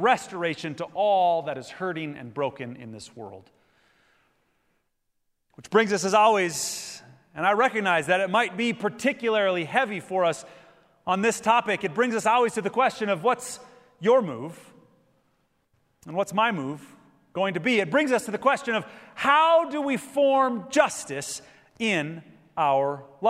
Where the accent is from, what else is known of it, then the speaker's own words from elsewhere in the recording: Minnesota, United States; my home state of Minnesota in Minneapolis